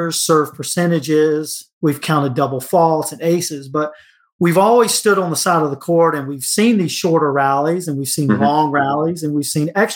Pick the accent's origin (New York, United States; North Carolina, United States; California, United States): North Carolina, United States; Cary; Cary, North Carolina, which is my hometown